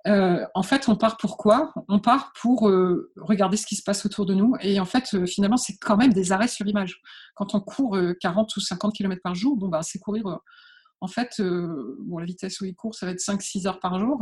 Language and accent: French; Calais, Hauts-de-France, France; je suis née à Calais, en fait, hein, donc euh, sur les bords euh, de la mer du Nord